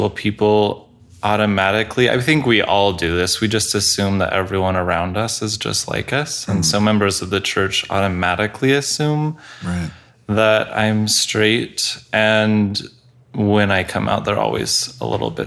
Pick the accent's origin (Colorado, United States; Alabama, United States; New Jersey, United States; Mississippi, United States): Colorado, United States; I grew up in Colorado